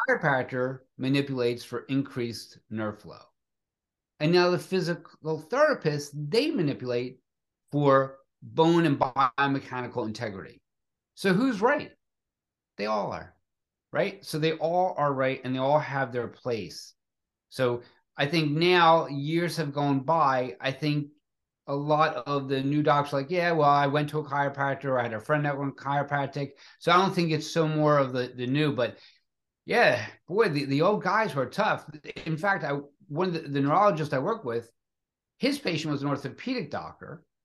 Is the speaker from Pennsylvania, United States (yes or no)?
yes; Philadelphia, Pennsylvania, United States; growing up in Philadelphia